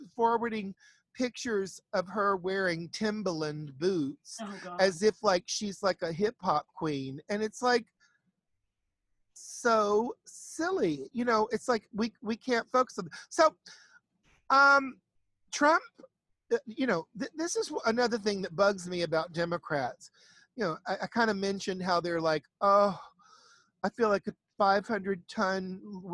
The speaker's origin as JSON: {"language": "English", "region": "the South", "country": "United States", "said": "I'm from the South"}